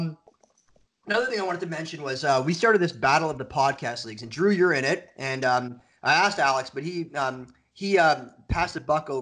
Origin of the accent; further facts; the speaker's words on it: Toronto, Ontario, Canada; I'm from Canada, so curling's huge in Canada. I'm from Toronto